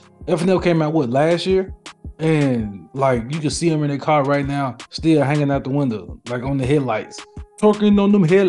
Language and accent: English; Memphis, Tennessee, United States; as Memphians